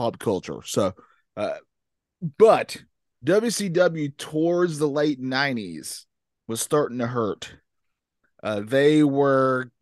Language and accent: English; the South, United States; I'm from the South